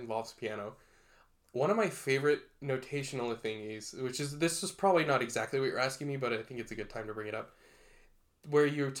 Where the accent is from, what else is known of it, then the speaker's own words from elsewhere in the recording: Texas, United States; I'm from Texas. I did a lot of band growing up.